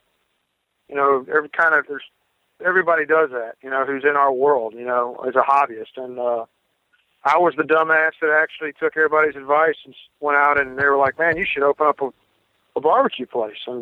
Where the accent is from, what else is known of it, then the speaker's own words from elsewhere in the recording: Northeast Mississippi, United States; also born or lived in West Tennessee; we're from Northeast Mississippi